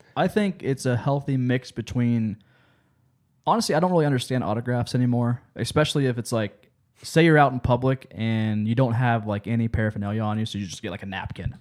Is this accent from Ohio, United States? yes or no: yes; Lancaster, Ohio, United States; I'm from, I grew up in Lancaster